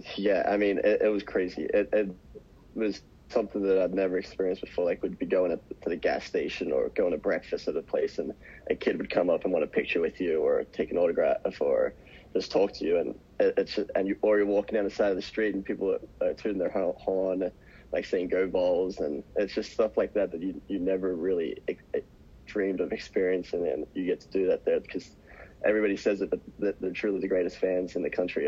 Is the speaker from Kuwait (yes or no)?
no; Australia; moved away as an adult; I grew up watching in Australia